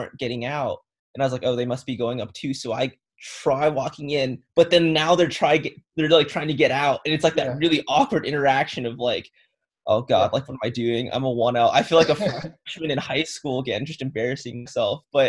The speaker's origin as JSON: {"language": "English", "region": "Southern California", "country": "United States", "moved": "as an adult", "said": "I'm from the Southern California region."}